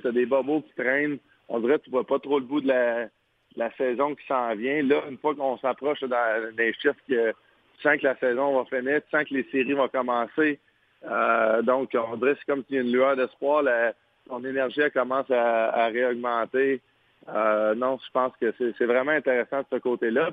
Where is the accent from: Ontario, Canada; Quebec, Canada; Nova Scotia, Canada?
Quebec, Canada; en tant que Québécois